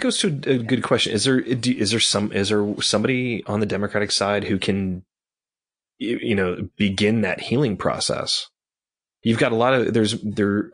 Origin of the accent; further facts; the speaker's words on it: Atlanta, Georgia, United States; moved away as an adult; also born or lived in Washington, District of Columbia, United States / Chicago; I'm from Atlanta